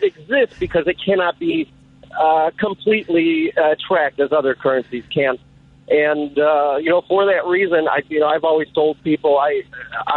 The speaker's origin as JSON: {"language": "English", "town": "Chicago", "region": "Illinois", "country": "United States", "said": "I'm from Chicago"}